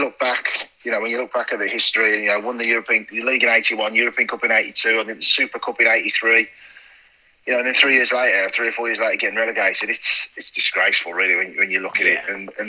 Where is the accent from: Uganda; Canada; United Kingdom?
United Kingdom; Birmingham, West Midlands; also born or lived in Solihull; Solihull born, but I grew up in Birmingham, Castlevale and Erdington. So, I'm a Birmingham lad